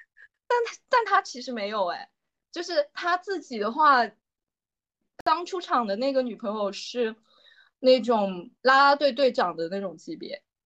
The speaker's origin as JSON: {"language": "Chinese", "country": "China", "said": "作为一个中国人来讲"}